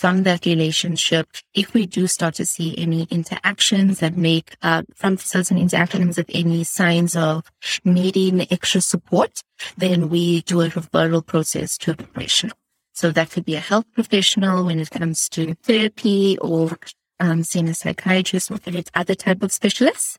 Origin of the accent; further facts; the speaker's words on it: South Africa; I'm from South Africa and I'm currently based in Cape Town